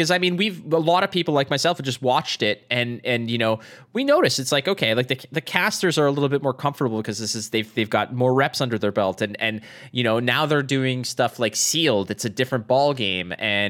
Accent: Toronto, Ontario, Canada; The Canadian Nationals, like, so I'm from Toronto. I qualified for Nationals.

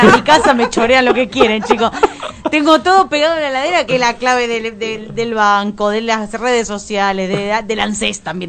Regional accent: Buenos Aires, Argentina; also born or lived in Parque Chas, Buenos Aires / Pilar, Buenos Aires Province; Yo crecí ahí hasta los 9, 10. Después me mudé a Belgrano. Este, y eh, hice toda mi primaria, parte de mi primaria y toda mi adolescencia en Belgrano

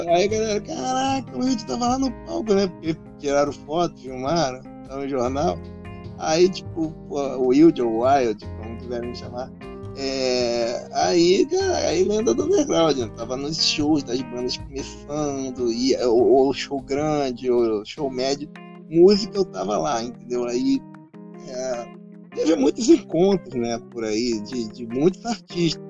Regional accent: Rio de Janeiro, Brazil; eu sou do Rio de Janeiro

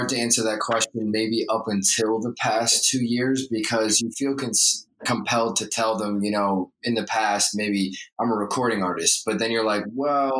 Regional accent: New York, United States; moved away as an adult; now in Los Angeles, United States; I'm from New York, but I'm located in LA now. For about 5 years

